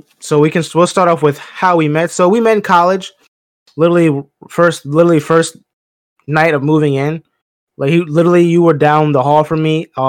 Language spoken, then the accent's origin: English; Chester, Pennsylvania, United States; I'm from Pennsylvania, small town, right outside of Philly, Chester, Pennsylvania. So right outside there, grew up in the Delaware County area, moved around, but from that area. So I rep Philly, even though I'm not from Philly